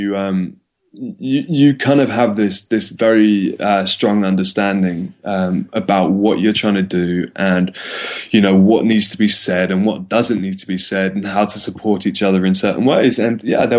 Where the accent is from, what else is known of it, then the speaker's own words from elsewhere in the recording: London, United Kingdom; moved away as an adult; also born or lived in Cape Town, South Africa; I'm from London